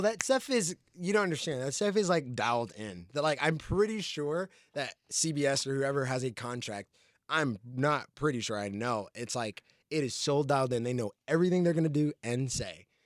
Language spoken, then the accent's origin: English; New Jersey, United States; now in Los Angeles, United States; I grew up in Jersey